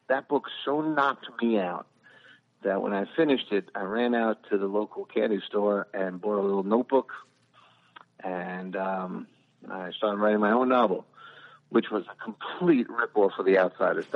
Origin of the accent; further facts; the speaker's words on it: New York City, New York, United States; I grew up in the Bronx in the area called Parchester